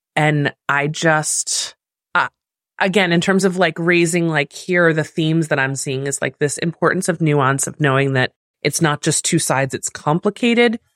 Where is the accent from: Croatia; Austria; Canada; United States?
United States; me as American